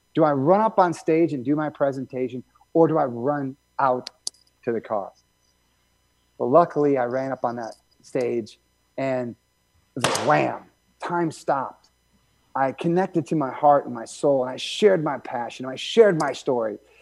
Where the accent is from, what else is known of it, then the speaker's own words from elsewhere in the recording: Michigan, United States; I grew up in Michigan